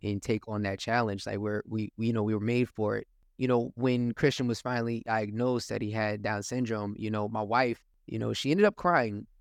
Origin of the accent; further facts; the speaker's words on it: Willingboro, New Jersey, United States; Willowboro is the town that I grew up